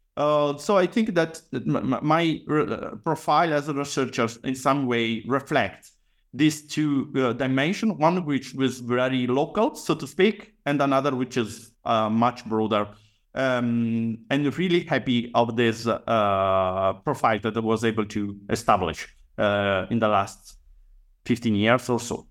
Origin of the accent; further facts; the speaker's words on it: Padua, Veneto, Italy; I was born and raised uh, in Padua, actually in the outskirts uh, of the city